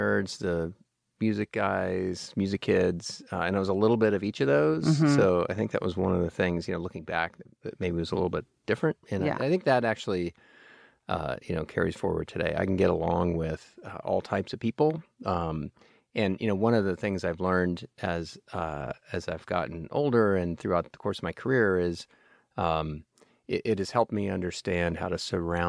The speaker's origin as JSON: {"language": "English", "town": "Houston", "region": "Texas", "country": "United States", "tie": "born or raised there", "said": "I managed to spend my entire childhood in Houston and not come away with an accent"}